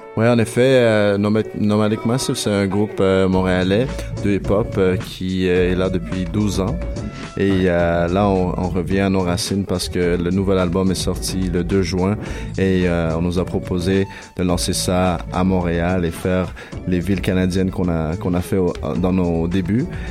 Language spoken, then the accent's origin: French; Chile; moved away; je viens du Chili